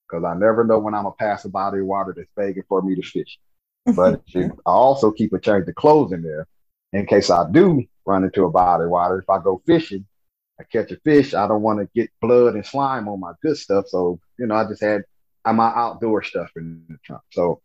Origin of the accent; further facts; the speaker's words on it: Louisiana, United States; And, you don't sound like you're from Louisiana. And I'm like, again with this, you don't sound like you're from Louisiana.